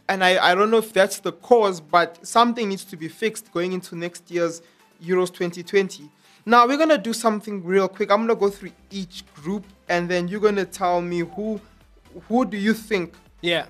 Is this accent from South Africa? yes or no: yes; South Africa; I am South African.